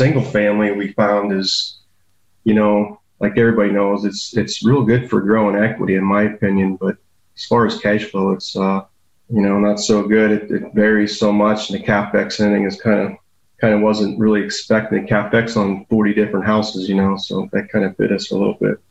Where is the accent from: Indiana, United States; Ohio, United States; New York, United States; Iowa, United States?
Ohio, United States; Canton; I was born and raised here in Canton, Ohio. Lived here all my life